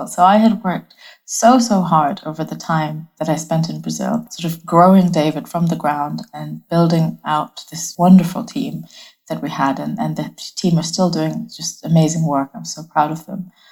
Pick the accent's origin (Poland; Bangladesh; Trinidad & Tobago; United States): Bangladesh; also born or lived in Hong Kong; now in United Kingdom; I'm from Bangladesh originally. I was born and raised across many different countries. I spent some of my childhood in Bangladesh, some of my childhood in Hong Kong.